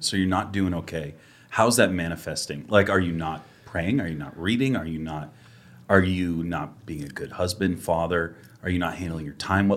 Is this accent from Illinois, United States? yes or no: no; Massachusetts, United States; moved away; I'm originally from Massachusetts